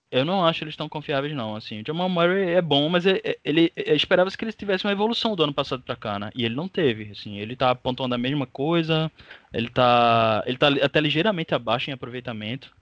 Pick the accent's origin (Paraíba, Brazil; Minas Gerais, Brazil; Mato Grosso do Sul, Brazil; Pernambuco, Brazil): Pernambuco, Brazil; Recife; now in Olinda, Brazil; eu sou do Recife, mas eu moro em Olinda